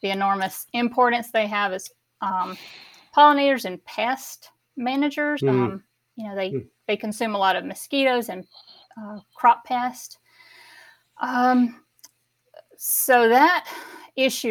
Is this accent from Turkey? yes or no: no; Southwest Georgia, United States; I grew up in Southwest Georgia, and I grew up on a farm